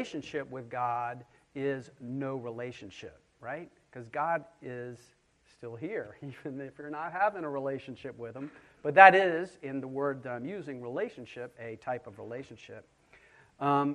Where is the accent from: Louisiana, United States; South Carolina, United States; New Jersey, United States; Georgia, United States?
South Carolina, United States; Charleston; I grew up just around the corner on 60 Trad Street